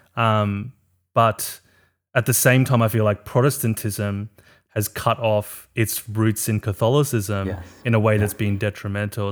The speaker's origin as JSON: {"language": "English", "country": "South Africa", "said": "I'm from South Africa"}